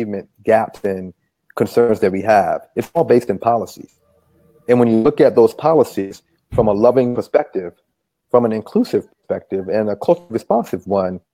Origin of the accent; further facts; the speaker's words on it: Charlottesville, Virginia, United States; moved away as an adult; I'm from Charlottesville, Virginia, and I grew up there